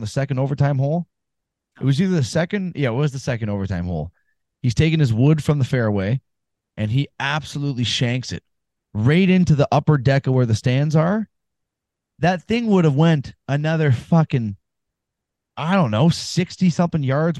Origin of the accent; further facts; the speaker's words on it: Canada; I'm from Canada